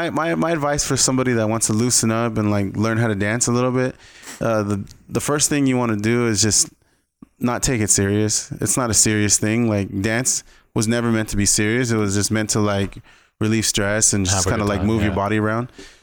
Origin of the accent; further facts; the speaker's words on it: Indio, California, United States; I was born and raised in Coachella Valley, California. So like Indio is where I was born.